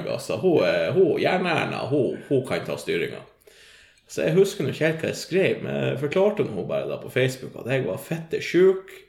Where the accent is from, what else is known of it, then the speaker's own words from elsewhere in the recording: Northern Norway, Norway; Jeg kommer fra Nord-Norge, og det er jo da rett gjennom Oslo.